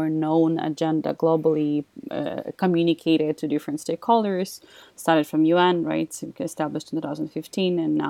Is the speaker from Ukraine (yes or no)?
yes; Ukraine; moved away as an adult; now in Austria; I'm originally from Ukraine, that's where I started